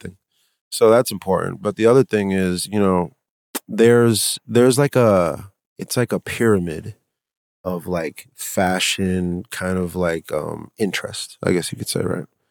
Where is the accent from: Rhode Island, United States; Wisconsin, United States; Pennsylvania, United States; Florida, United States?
Rhode Island, United States; Providence; growing up in Providence